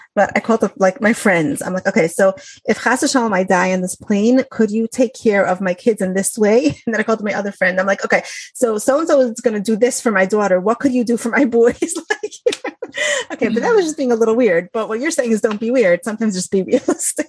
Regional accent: Detroit, Michigan, United States; moved away; I'm from out of town. I'm from Detroit

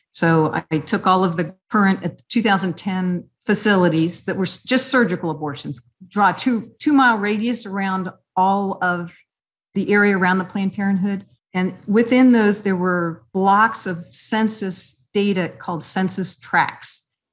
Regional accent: Columbus, Ohio, United States; moved away as an adult; now in Cincinnati, United States; I grew up in Columbus

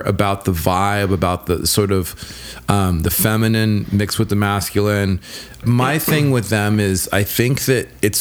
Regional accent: Los Angeles, California, United States; I grew up in an area, we called it North Hollywood, but it's now called

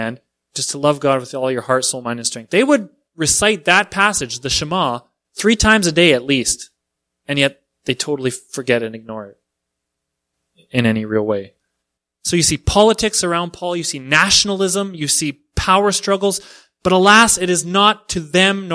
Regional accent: Canada; I'm Canadian

